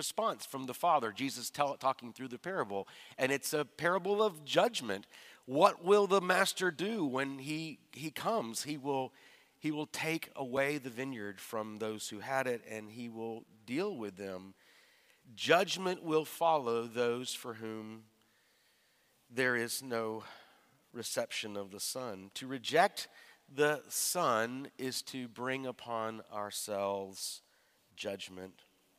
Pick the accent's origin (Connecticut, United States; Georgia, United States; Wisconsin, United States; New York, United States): Georgia, United States; Now, I realize I'm from Georgia